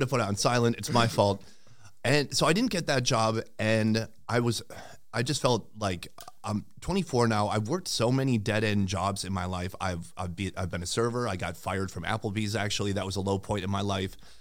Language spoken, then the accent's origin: English; St. Cloud, Minnesota, United States; moved away as an adult; also born or lived in Sauk Rapids, Minnesota / South Korea / Vietnam; I'm from Saint Cloud originally. I went to school in Sauk Rapids